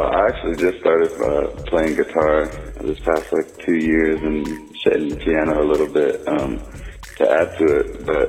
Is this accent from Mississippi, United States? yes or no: no; Richmond, Indiana, United States; born there; Well, yeah, I was born in Richmond, Indiana, and my mother and father were both like break dancers.